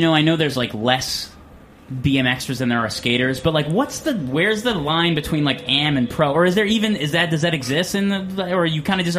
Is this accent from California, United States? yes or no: no; New Jersey, United States; I'm from Jersey, so, like, the only park we had was Hackettstown.